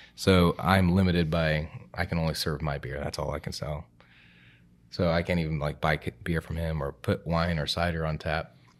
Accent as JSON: {"language": "English", "town": "Greenville", "region": "South Carolina", "country": "United States", "tie": "born or raised there", "also_born_or_lived": "Columbia", "said": "I was born and raised in Greenville, so I've been here pretty much my whole life"}